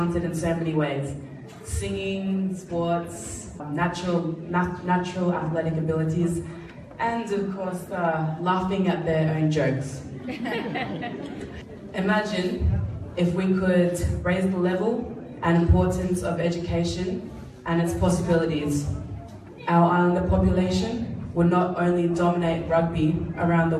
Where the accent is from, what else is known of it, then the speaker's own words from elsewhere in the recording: Pacific Harbour, Central Division, Fiji; also born or lived in Suva, Fiji; who passed away when I was about 3 years old. We grew up in Pacific Harbour